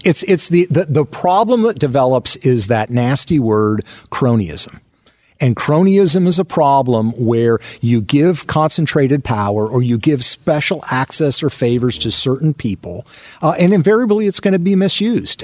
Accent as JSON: {"language": "English", "area": "outside of Seattle", "region": "Washington", "country": "United States", "tie": "born or raised there", "said": "I grew up outside of Seattle, Washington"}